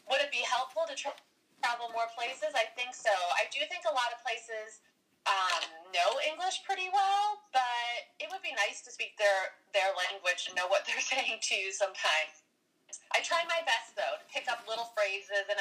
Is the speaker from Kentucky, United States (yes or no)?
no; Wisconsin, United States; now in California, United States; After growing up in Wisconsin